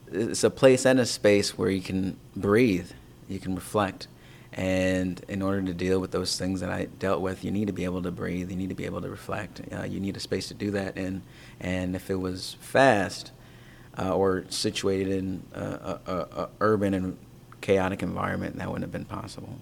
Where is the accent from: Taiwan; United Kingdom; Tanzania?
Tanzania; my home country of Tanzania